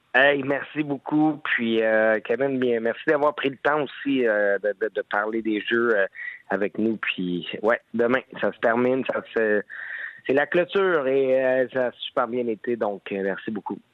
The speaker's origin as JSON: {"language": "French", "town": "Laval", "region": "Quebec", "country": "Canada", "tie": "born or raised there", "said": "à ma ville natale, au monde de Laval"}